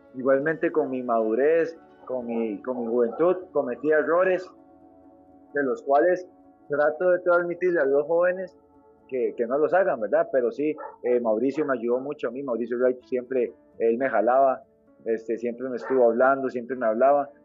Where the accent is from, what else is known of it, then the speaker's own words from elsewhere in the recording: San José, Costa Rica; yo soy de Pavas, soy, para nadie es un secreto que es un barrio marginal